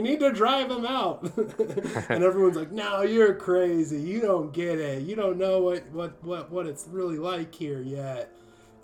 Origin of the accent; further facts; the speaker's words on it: San Diego, California, United States; moved away; I came from San Diego, like in California.